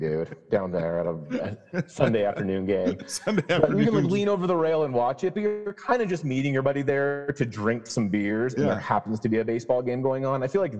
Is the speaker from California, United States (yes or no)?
yes; California, United States; I grew up in California.